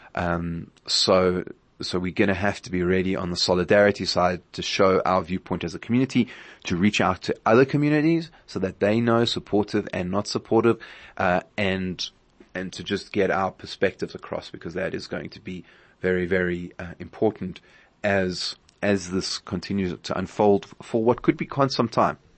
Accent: South Africa; as a South African community

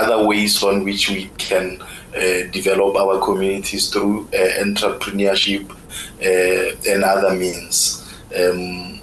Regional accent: South Africa; moved away as an adult; now in Israel; where I'm coming from South Africa

